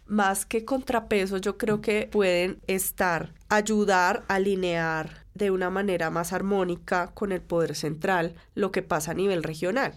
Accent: Colombia

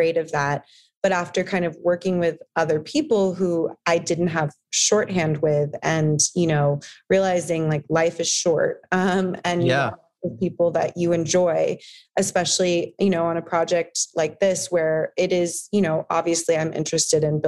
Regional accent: San Diego, California, United States; also born or lived in Los Angeles; I grew up in San Diego on a beach

